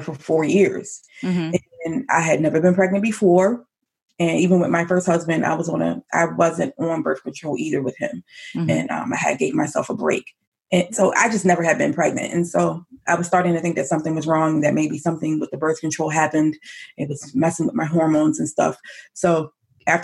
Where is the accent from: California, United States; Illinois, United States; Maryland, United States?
Maryland, United States; Elkridge; Actually, it's called Elk Ridge, but it's in Howard County, Maryland